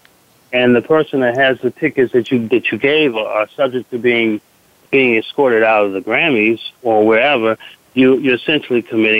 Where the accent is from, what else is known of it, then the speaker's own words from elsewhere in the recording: Washington, District of Columbia, United States; I grew up in Washington, D.C.